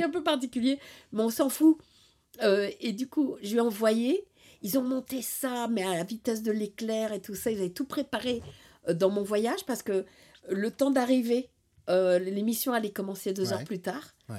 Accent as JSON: {"language": "French", "town": "Paris", "region": "Île-de-France", "country": "France", "tie": "born or raised there", "said": "je viens de Paris. Et dans Paris, en fait, j'étais au bord de Paris, dans la périphérie, là. Et euh, je suis un, euh, une enfant de, la zone"}